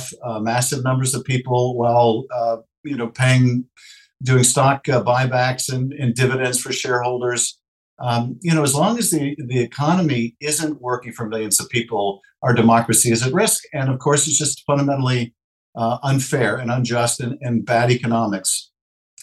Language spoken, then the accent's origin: English; Los Angeles, California, United States; my hometown in our region, Los Angeles